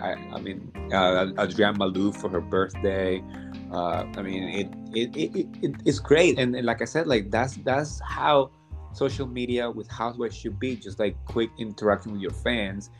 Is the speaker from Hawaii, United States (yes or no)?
no; New Jersey, United States; I grew up in Jersey in the town next to the town where they filmed the first season